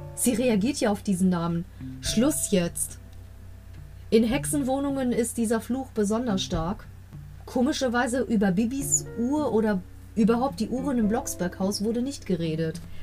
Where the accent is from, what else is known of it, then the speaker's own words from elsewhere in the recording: Germany; Ich bin in Deutschland groß geworden, aber der griechische Teil der Familie ist schon relativ abergläubisch